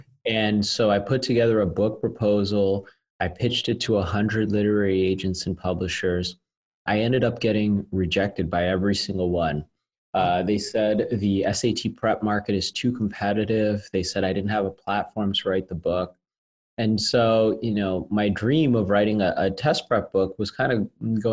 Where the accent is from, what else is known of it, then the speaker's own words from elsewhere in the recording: Las Vegas, Nevada, United States; my hometown where I originally started the company. We were doing well as a small business. I'm from Las Vegas.